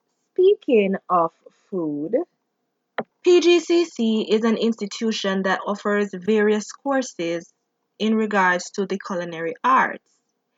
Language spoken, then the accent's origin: English; Jamaica; also born or lived in Prince George's County, Maryland; now in United States; we all grew up in Jamaica and live here in America